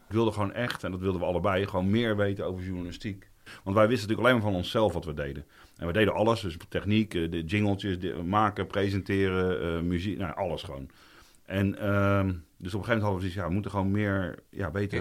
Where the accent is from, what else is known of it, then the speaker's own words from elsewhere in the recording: Roelofarendsveen, South Holland, Netherlands; also born or lived in The Hague; ik ben ook geboren in Den Haag, maar ik had het geluk dat mijn ouders eh, op mijn vierde naar Roelof Arendsveen verhuisden